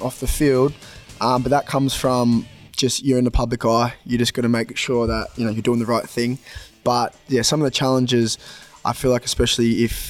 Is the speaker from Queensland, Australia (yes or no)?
no; Sydney, New South Wales, Australia; moved away as an adult; now in Workington, United Kingdom; back home, I'm from Sydney, Australia originally